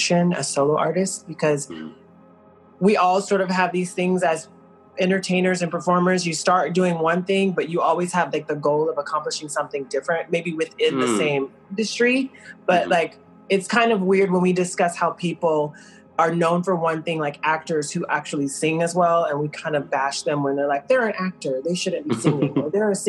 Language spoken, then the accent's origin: English; the South, United States; moved away; I grew up in the South, primarily with my grandmother